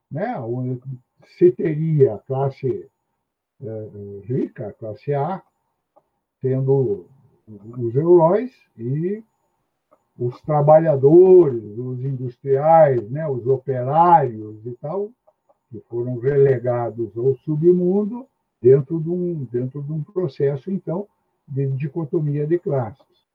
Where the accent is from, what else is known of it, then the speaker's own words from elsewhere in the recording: Curitiba, Paraná, Brazil; sou de Curitiba.